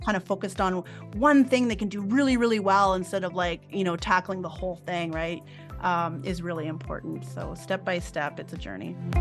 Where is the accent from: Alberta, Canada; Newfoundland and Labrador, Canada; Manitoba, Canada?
Alberta, Canada; Fort McMurray; now in Edmonton, Canada; at the age of nine, I moved up north to Fort McMurray.